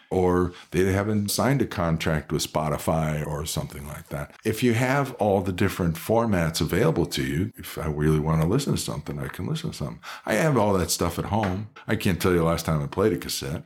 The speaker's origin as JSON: {"language": "English", "town": "Cleveland", "region": "Ohio", "country": "United States", "also_born_or_lived": "Columbus, Ohio", "moved": "yes", "lives_now": "Reno, United States", "said": "I come from Cleveland"}